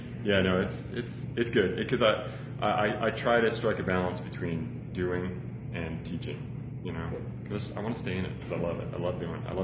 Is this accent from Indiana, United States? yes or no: no; Chicago, Illinois, United States; I grew up in Chicago